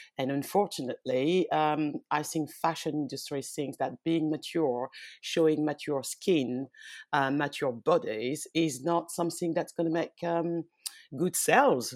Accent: France; also born or lived in West Africa (ancestry); now in London, United Kingdom; I was born in France. Um, I'm from, uh, I'm originally from West Africa. Well, my parents, because I was born in France.

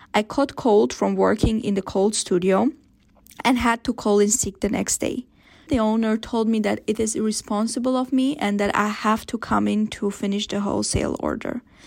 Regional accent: Philippines; I am from the Philippines, and the fashion industry is quite different where I am from

